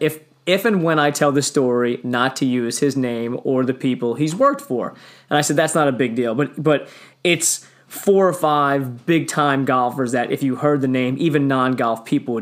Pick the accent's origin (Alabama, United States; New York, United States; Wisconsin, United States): New York, United States; Long Island; I grew up on Long Island